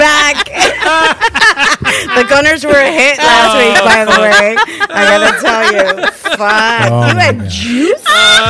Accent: Canada; first language Spanish; My mom was like, you speak Spanish at home. I don't care that we're in Canada.

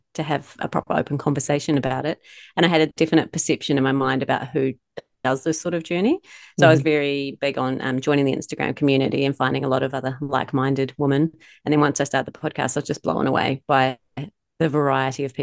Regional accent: Wellington, New Zealand; moved away as an adult; also born or lived in Palmerston North; now in Melbourne, Australia; I grew up in Wellington and I moved over here when I was 35

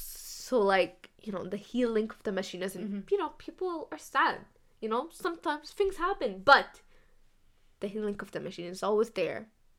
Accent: Canada; now they know a little bit we're from Canada and a little bit from Egypt.

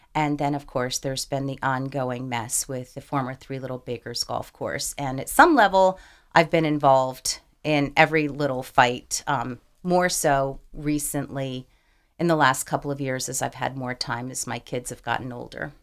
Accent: Madison, New Jersey, United States; moved away as an adult; now in Delaware, United States; I grew up in northern New Jersey. I grew up in a suburb of New York City.

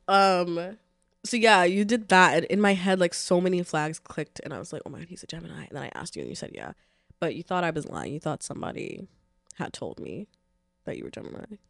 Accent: New York City, New York, United States; I'm from the Bronx

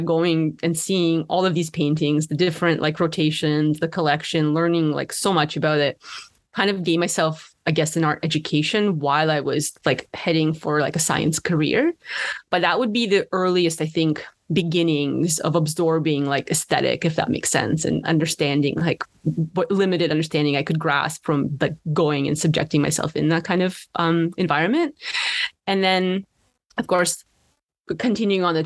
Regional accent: Ottawa, Ontario, Canada; growing up in Ottawa

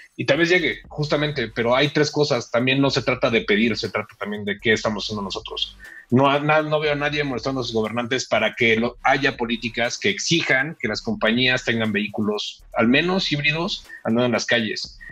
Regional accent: Mexico; como mexicanos

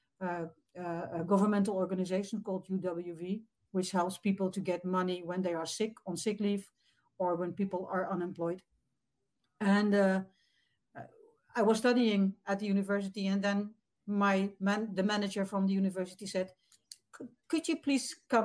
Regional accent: Netherlands; from the Netherlands, across the ocean, way across

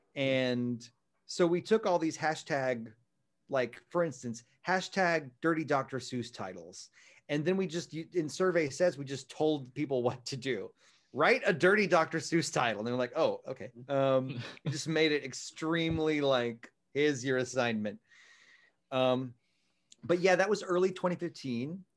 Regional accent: Texas, United States; moved away as an adult; also born or lived in New York City; I am gonna get a job for a while, uh, in my hometown in Texas and live with my folks

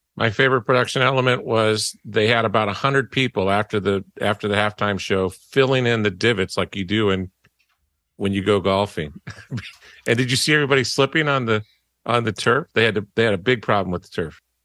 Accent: Las Vegas, Nevada, United States; I'm born and raised in Vegas

